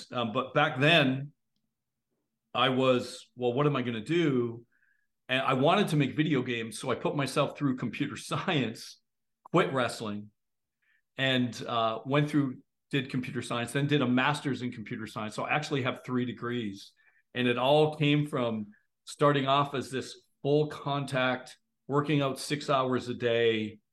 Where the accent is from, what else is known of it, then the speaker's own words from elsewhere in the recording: Ontario, Canada; I live in Canada. A lot of people think I'm from the US, but I'm actually Canadian